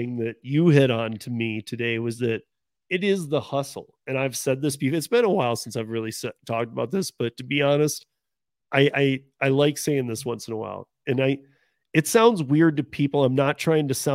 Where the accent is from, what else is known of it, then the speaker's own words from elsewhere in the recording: Michigan, United States; moved away; I'm from Michigan. You and I grew up in Michigan